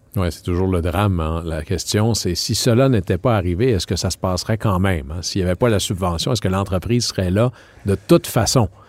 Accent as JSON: {"language": "French", "town": "Jonquière", "region": "Quebec", "country": "Canada", "said": "mon coin de pays, euh, M. Diane Charret, à Jonquière"}